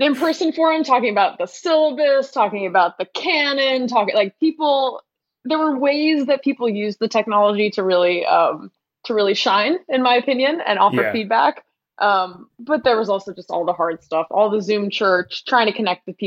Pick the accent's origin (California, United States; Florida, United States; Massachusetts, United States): Massachusetts, United States; Cambridge; moved away as an adult; also born or lived in Belmont, Massachusetts / Brooklyn, New York; I grew up in Cambridge and then in Belmont and did coming of age and youth group and everything at the church